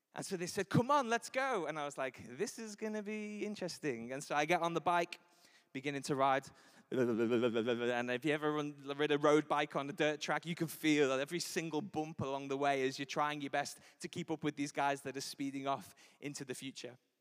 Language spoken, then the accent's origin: English; Liverpool, North West England, United Kingdom; I'm from Liverpool. I was raised in Anfield. I was there for nineteen years